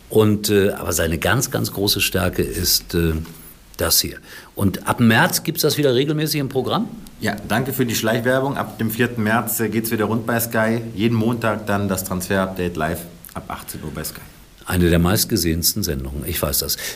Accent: Gelsenkirchen, North Rhine-Westphalia, Germany; Ich bin noch groß geworden in der Glückaufkampfbahn.

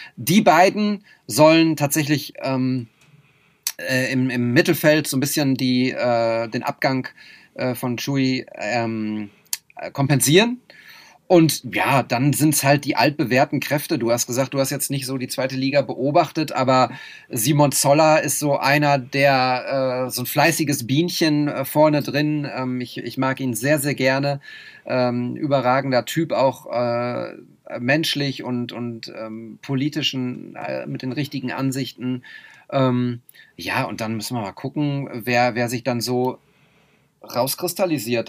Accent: Münster, North Rhine-Westphalia, Germany; Münster ist meine, meine Heimatstadt

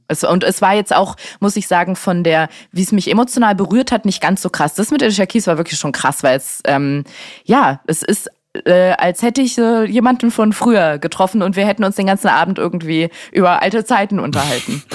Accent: Berlin, Germany; in Steglitz aufgewachsen

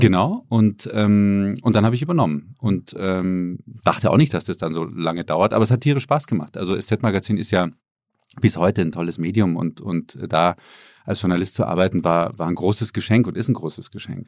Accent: Munich, Bavaria, Germany; moved away as an adult; also born or lived in Berlin / Boston; ich bin in München aufgewachsen

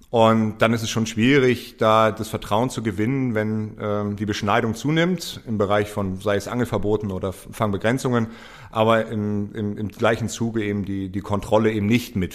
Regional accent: Hamburg, Germany; Als Hamburger Jung ist es für mich natürlich immer, immer spannend und kriege große Ohren, wenn, wenn es um Hamburg geht.

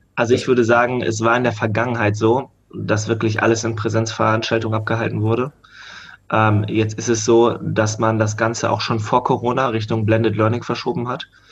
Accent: Hanover, Lower Saxony, Germany; ich komme aus Hannover

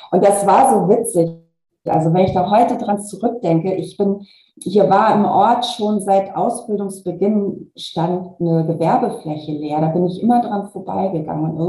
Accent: Kiel, Schleswig-Holstein, Germany; Also ich bin eine Kieler Sprotte, ich bin dann beruflich nach Hamburg gegangen für diesen Konzern und bin dann nochmal nach Braunschweig gegangen und da habe ich mich tatsächlich nicht wohl gefühlt, weil mir dort das Meer unwahrscheinlich gefehlt hat.

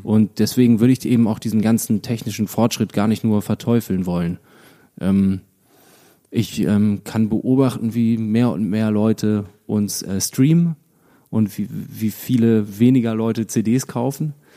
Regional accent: Lüchow, Lower Saxony, Germany; in Lüchow, das ist eine kleine Stadt in meiner Heimat

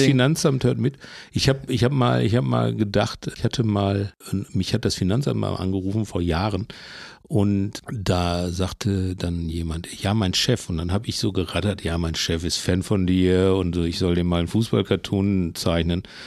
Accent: Bochum, North Rhine-Westphalia, Germany; ich komme aus Bochum

